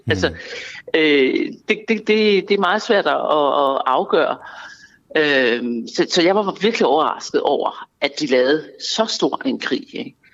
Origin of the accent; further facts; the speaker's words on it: Denmark; Det er min politiske holdning, og jeg er dansker, og jeg har